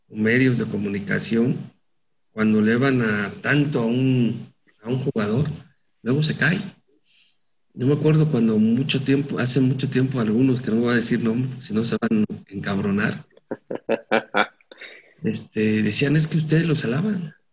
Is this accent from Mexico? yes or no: yes; Mexico; como mexicano lo único que quieres es que le vaya bien a tus compatriotas.